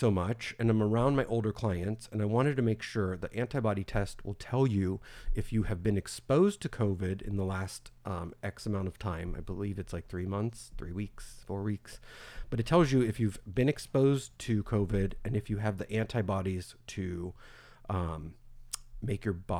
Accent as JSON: {"language": "English", "region": "Florida", "country": "United States", "said": "We're from Florida."}